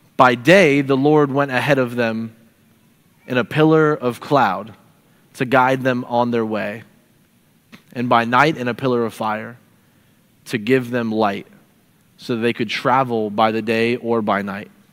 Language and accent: English; St. Petersburg, Florida, United States; moved away as an adult; also born or lived in Nashville, Tennessee / South Portland, Maine; I'm from St. Petersburg, Florida, which is in Tampa Bay